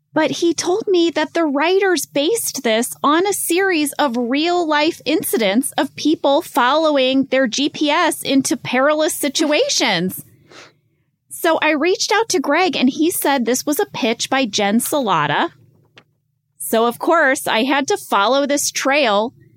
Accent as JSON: {"language": "English", "country": "United States", "said": "as American drivers"}